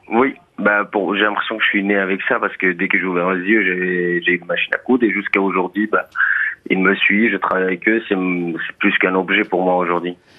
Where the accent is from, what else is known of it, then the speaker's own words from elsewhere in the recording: Afghanistan; French is a second language; also born or lived in Iran; now in France; Quand on est parti de l'Afghanistan